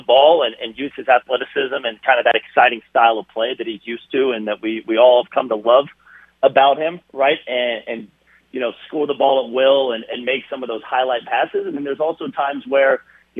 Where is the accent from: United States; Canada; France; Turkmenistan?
United States; Indiana; I was born in Indiana, the Midwest, and was born with the semi-Southern Midwestern traits and values